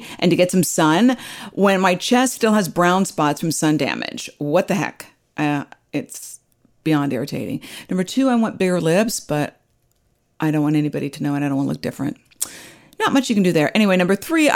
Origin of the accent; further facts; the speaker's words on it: Midwest, United States; I grew up in the Midwest